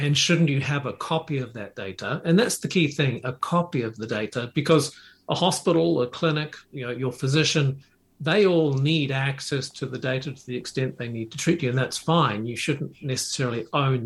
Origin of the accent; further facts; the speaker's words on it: New Zealand; moved away as an adult; also born or lived in Japan; I moved there from New Zealand at a young age after university.